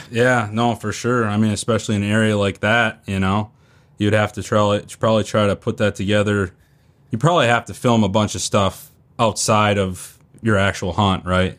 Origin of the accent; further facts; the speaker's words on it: Northeast Wisconsin, United States; moved away as an adult; also born or lived in Northeast Iowa; now in Iowa, United States; I'm from Northeast Wisconsin. I moved to Iowa a year ago, Northeast Iowa